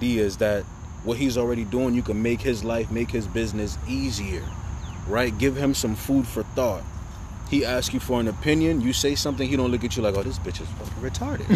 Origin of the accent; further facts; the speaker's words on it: New York City, New York, United States; I'm from Brooklyn